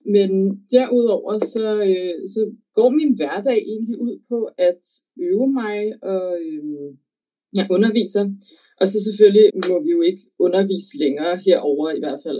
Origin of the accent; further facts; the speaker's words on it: Copenhagen, Capital Region of Denmark, Denmark; moved away as an adult; also born or lived in London; now in Brighton, United Kingdom; jeg havde mødt en, en ret fantastisk sanglærer øh, hjemme i København